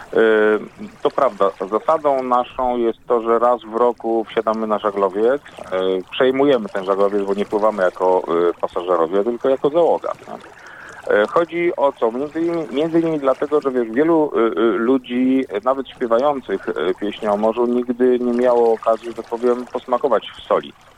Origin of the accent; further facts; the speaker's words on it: Stalowa Wola, Subcarpathian Voivodeship, Poland; moved away; also born or lived in Warmia; ja pochodzę w ogóle z Małopolski, a znaczy z Podkarpacia obecnego